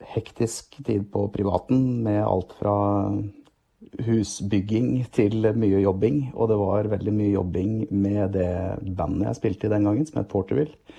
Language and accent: Norwegian; just outside Hamar, Innlandet, Norway; also born or lived in Gjøvik; jeg har vokst opp eh, rett utenfor Hamar, eh, men har også bodd noen år på Gjøvik